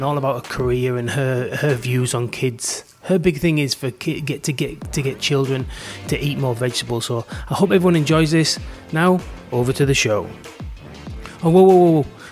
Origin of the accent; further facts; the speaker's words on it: England, United Kingdom; now in Australia; me and Beck, my wife, are both English